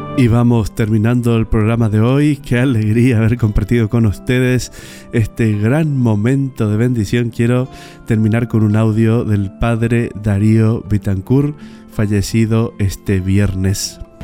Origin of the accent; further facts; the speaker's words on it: Bernardo de Irigoyen, Misiones, Argentina; Bernardo de Irigoyen, mi pueblo natal